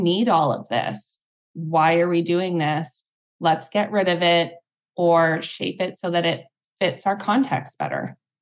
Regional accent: Canada; also born or lived in Singapore; now in Hawaii, United States; I'm Canadian, but we're both international movers

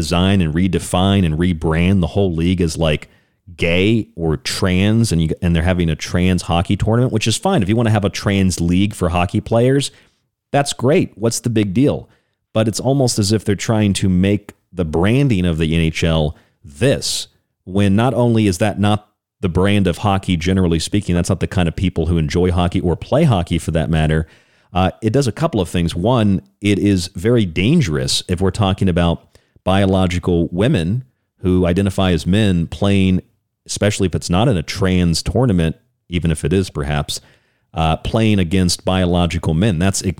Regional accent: Tampa, Florida, United States; I grew up in Tampa

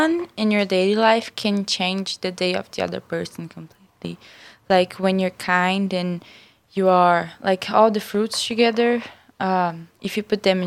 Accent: Brazil; moved away; I'm from Brazil.

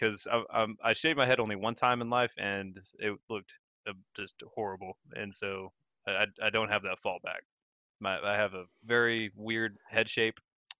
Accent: United States; also born or lived in Texas; now in England, United Kingdom; because I grew up in America, right? Living in England right now.

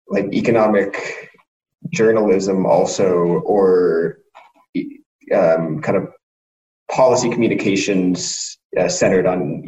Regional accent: Colorado, United States; I grew up in Colorado and skied on the national team for 9 years

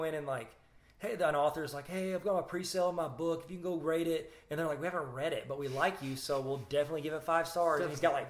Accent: New Jersey, United States; Well, I'm from Jersey.

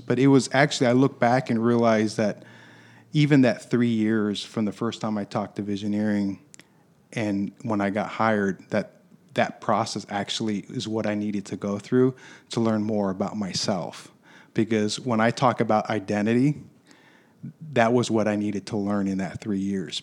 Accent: Michigan, United States; also born or lived in Chicago, Illinois; I was born in Chicago, but was raised in Michigan

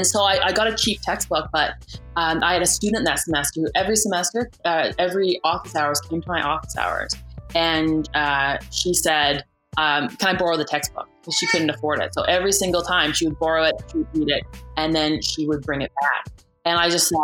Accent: Canada; also born or lived in United States; being Canadian did not make me super marketable

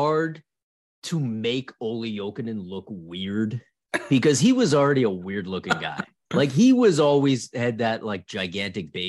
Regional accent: Ottawa, Ontario, Canada; I'm from Ottawa up here.

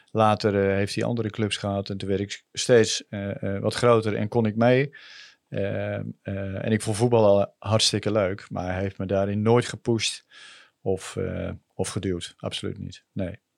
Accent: Groningen, Netherlands; Ik ben eh, eh, opgegroeid en ik ben geboren aan de Florenkade. Eh, bij de Oostersluis. En daar woonden wij vrij lang met mijn ouders en mijn zus.

